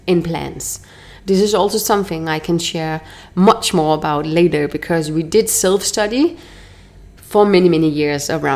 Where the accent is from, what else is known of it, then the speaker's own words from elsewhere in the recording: Denmark; moved away as an adult; now in Mexico; From where I'm from Denmark